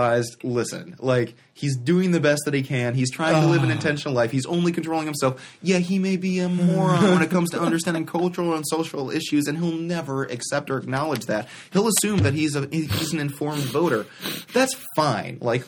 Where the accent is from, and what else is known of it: United States